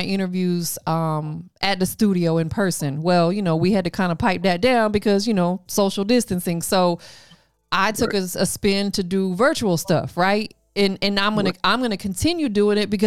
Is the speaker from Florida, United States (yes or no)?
yes; Tampa, Florida, United States; now in Atlanta, United States; I'm from Tampa, but I moved to Atlanta